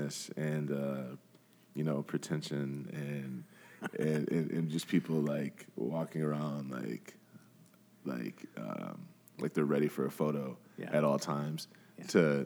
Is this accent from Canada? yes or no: no; Grand Rapids, Michigan, United States; growing up in Grand Rapids, I went to Ottawa Hills. So I grew up on the southeast side of the city